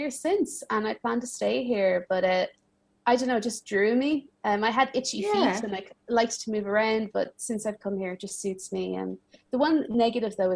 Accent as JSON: {"language": "English", "country": "Ireland", "tie": "born or raised there", "also_born_or_lived": "United States / Milan, Italy", "moved": "as an adult", "lives_now": "Paris, France", "said": "I was born and raised in Ireland, and then I lived in a few different places."}